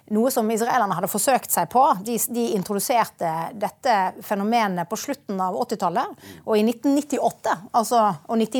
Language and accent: Norwegian; Bergen, Vestland, Norway; Det er mange år siden jeg har bodd i Bergen nå, da.